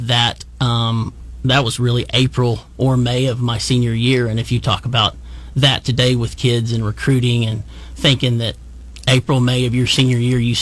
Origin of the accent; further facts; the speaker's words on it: Washington, Oklahoma, United States; grew up in Washington, Oklahoma.